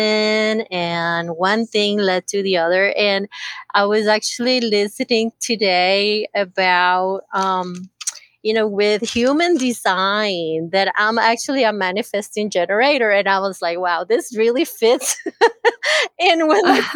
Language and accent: English; Costa Rica; moved away; also born or lived in San Diego, California, United States; I used to live in California, but I'm originally from Costa Rica. But I lived about 30 plus years in California